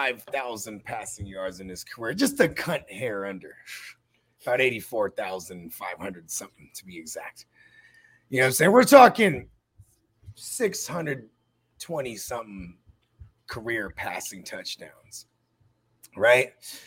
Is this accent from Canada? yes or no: no; Philippines; I'm Filipino, and we have a dish called Kilawin that you make with goat.